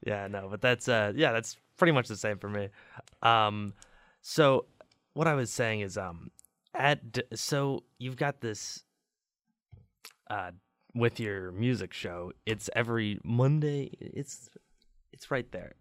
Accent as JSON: {"language": "English", "town": "Chicago", "region": "Illinois", "country": "United States", "said": "I'm from Chicago"}